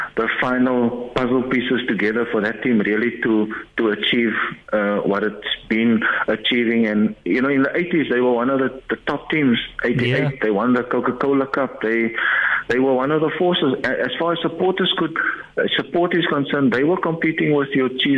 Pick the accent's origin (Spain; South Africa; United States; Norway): South Africa; Cape Town, Western Cape; also born or lived in Heidelberg; growing up, being born in Heidelberg, growing up on the Cape Flats